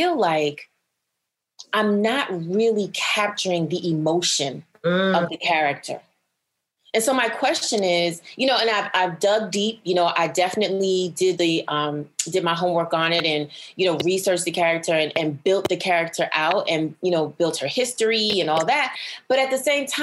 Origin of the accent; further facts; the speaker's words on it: New York City, New York, United States; I am from Brooklyn, New York